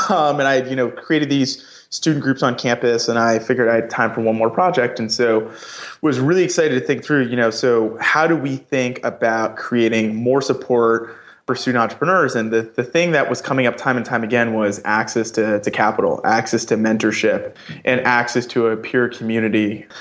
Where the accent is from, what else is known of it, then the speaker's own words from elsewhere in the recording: New York, United States; I'm originally from New York